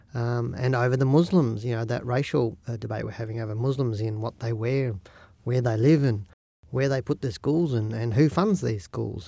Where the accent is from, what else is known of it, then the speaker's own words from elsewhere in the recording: Australia; We're Australian